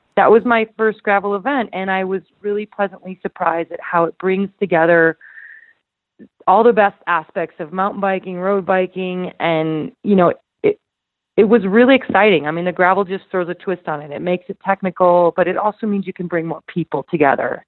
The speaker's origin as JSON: {"language": "English", "region": "Idaho", "country": "United States", "tie": "born or raised there", "said": "my hometown"}